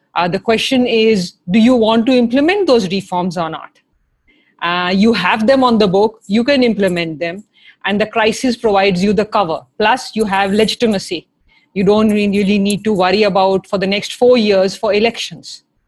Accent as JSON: {"language": "English", "town": "Lucknow", "region": "Uttar Pradesh", "country": "India", "tie": "born or raised there", "also_born_or_lived": "Delhi", "moved": "as an adult", "lives_now": "United States", "said": "I was born in Delhi and I grew up in Lucknow."}